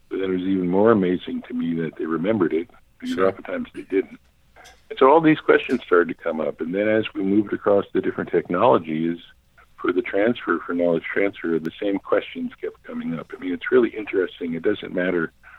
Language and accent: English; New York City, New York, United States; moved away as an adult; also born or lived in Cambridge, Massachusetts / Boston; I grew up in Manhattan. I was born and raised there.